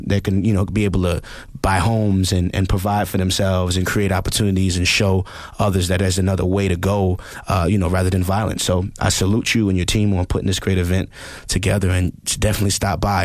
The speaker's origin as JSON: {"language": "English", "town": "New York City", "region": "New York", "country": "United States", "said": "I'm from the Bronx. I'm from the Bronx, New York."}